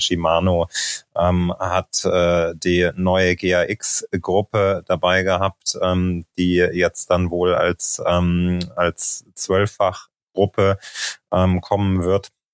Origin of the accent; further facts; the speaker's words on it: Thuringia, Germany; moved away as an adult; also born or lived in Leipzig / Berlin / Munich; now in Girona, Spain; bin aufgewachsen in Thüringen